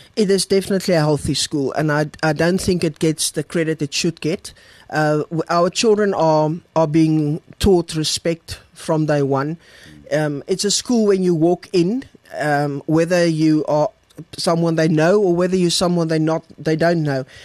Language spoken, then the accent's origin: English; Bloemfontein, Free State, South Africa; moved away as an adult; also born or lived in Kroonstad / Viljoenskroon; I'm born and bred in the Free State. Um, coming, born in Bloemfontein, school there, university there